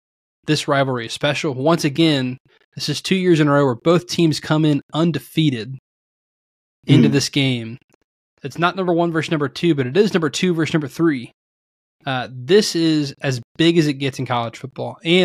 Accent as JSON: {"language": "English", "town": "Atlanta", "region": "Georgia", "country": "United States", "tie": "born or raised there", "said": "you and I grew up in Metro Atlanta"}